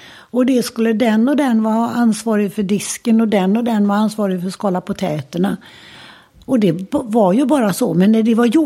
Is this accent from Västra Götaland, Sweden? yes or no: yes; Gothenburg, Västra Götaland, Sweden; Och där bod, växte vi upp och bodde i många, alla år. Och idag är den till och med och det var sånt där radhus, trä, gammalmodigt träradhus. Boråsvägen ut hette det väl på den tiden. Precis i ytterkanten av Örgryte.